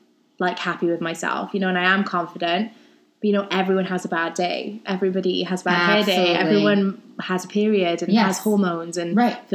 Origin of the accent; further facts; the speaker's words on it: Wales, United Kingdom; moved away; I grew up in Wales.